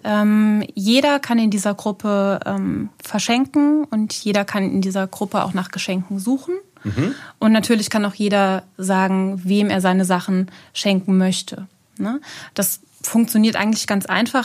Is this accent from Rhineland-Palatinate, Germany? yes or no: yes; Neuwied, Rhineland-Palatinate, Germany; ich bin äh, in Neuwied geboren